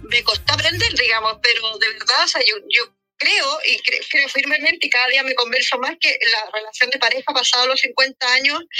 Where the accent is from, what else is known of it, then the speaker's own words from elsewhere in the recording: Chile; Y yo soy chilena y latinoamericana y por lo tanto dije no.